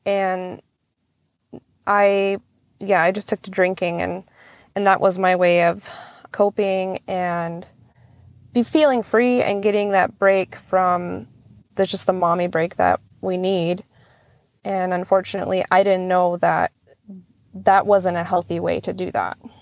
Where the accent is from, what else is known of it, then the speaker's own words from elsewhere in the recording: Nelson Lagoon, Alaska, United States; now in Cold Bay, United States; I am originally from Nelson Lagoon, Alaska. It is out on the Alaska Peninsula